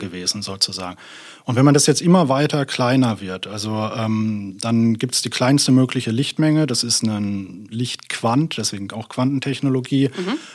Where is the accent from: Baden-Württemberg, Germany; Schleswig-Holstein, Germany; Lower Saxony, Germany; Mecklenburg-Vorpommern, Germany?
Baden-Württemberg, Germany; near Karlsruhe; moved away as an adult; also born or lived in Berlin / Munich; now in Münster, Germany; ich bin gebürtiger Berliner, aber in Süddeutschland in der Nähe von Karlsruhe aufgewachsen und bin dann zum Promovieren hier nach Münster gekommen.